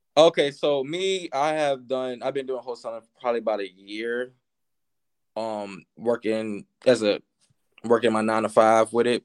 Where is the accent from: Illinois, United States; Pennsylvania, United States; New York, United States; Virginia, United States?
Virginia, United States; I'm from Virginia